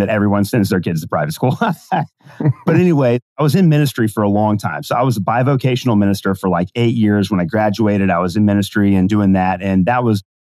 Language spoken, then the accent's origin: English; Kentucky, United States; I'm from Kentucky